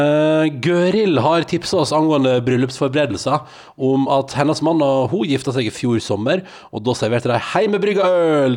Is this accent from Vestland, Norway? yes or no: yes; Sunnfjord, Vestland, Norway; moved away; Jeg er jo da fra Sunnfjord